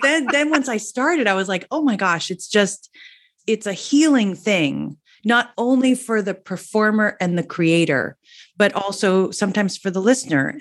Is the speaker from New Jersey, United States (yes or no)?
yes; New Jersey, United States; I'm from New Jersey, I'm a Jersey girl, and I came from a family that we, we all used to sing